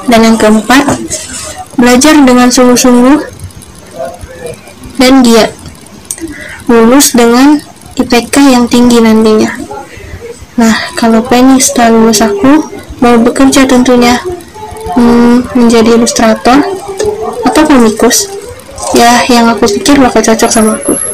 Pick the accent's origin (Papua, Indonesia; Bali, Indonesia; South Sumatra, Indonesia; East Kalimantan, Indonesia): South Sumatra, Indonesia; Pagar Alam; lahir dan besar di Pagar Pagaralam, Sumatera Selatan. 22 Desember 2003.